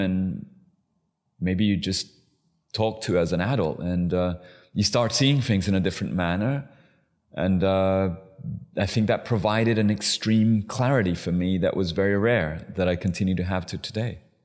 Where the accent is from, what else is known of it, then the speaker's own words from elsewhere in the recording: London, United Kingdom; also born or lived in Chile; I'm Chilean. I was raised in London.